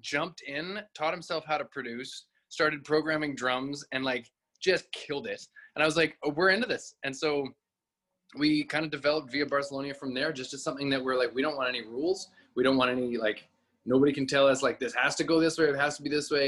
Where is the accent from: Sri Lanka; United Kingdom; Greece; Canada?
Canada; Born and raised in Canada